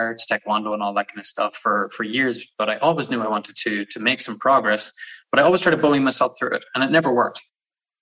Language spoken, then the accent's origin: English; Ireland; now in Canada; You could probably hear it in the accent, but I'm from Ireland. I'm living out in Canada.